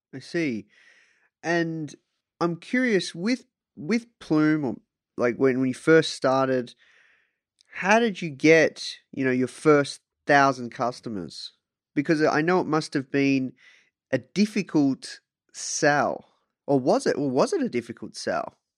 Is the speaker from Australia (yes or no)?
yes; Australia; I'm from Australia